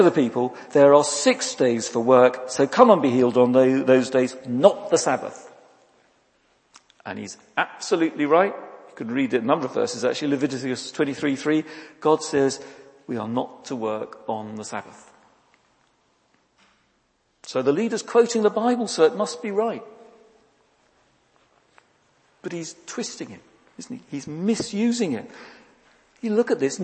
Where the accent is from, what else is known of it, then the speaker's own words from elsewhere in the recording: United Kingdom; we're British